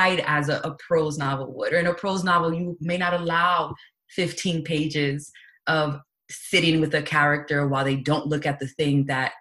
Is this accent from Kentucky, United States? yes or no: no; New York City, New York, United States; moved away as an adult; now in Washington, D.C., United States; I was born and raised in New York City, and I currently live in Washington, D.C.